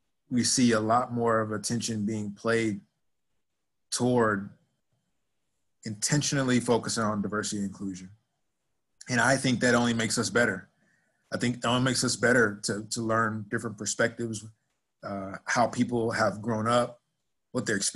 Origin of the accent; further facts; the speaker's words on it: Dallas, Texas, United States; moved away as an adult; also born or lived in Nebraska / Philadelphia / Arkansas / Florida; as a kid growing up in Dallas, Texas, that I'd be living in Nebraska